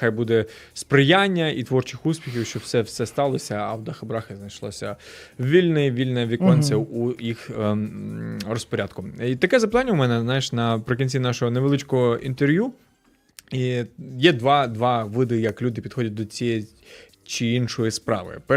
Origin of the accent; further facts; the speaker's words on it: Ukraine; Ми з України із ….